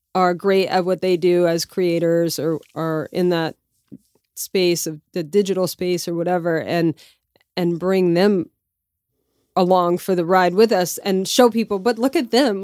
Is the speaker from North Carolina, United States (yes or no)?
no; Lafayette, Louisiana, United States; moved away as an adult; also born or lived in New York City; my hometown in Lafayette, Louisiana